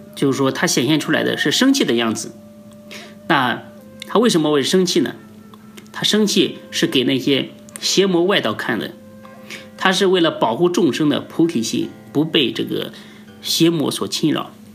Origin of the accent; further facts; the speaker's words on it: China; 我们中国人